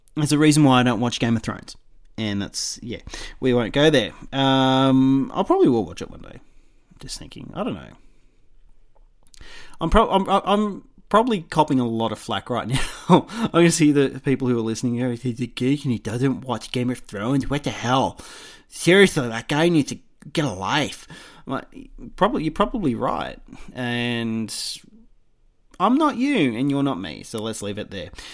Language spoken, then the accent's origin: English; Australia; I'm Australian